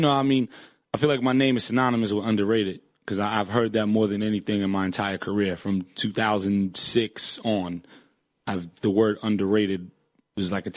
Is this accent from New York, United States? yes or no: yes; New York City, New York, United States; moved away as an adult